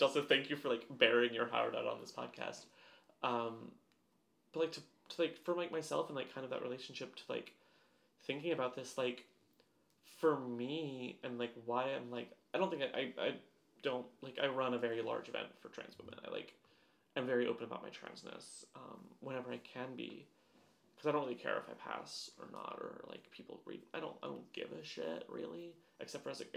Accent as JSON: {"language": "English", "region": "the South", "country": "United States", "tie": "born or raised there", "moved": "yes", "said": "growing up in the South"}